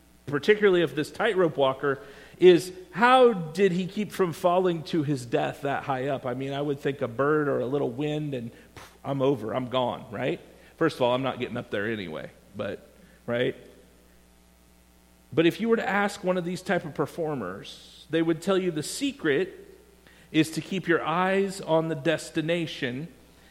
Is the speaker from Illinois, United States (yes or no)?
no; Iowa, United States; When I was a child growing up in Iowa